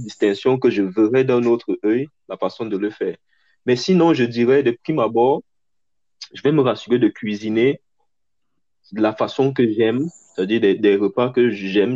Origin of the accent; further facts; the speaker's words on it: Cameroon; now in Canada; en tant que Camerounais